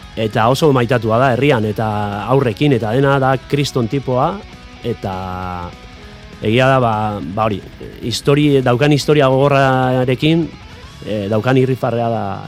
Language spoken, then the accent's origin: Basque; Pasaia, Basque Country, Spain; ni pasaitarra naiz, paisai San Pedrokoa naiz